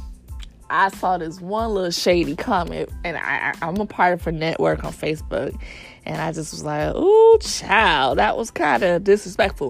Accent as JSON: {"language": "English", "town": "Miami", "region": "Florida", "country": "United States", "said": "I'm from Miami"}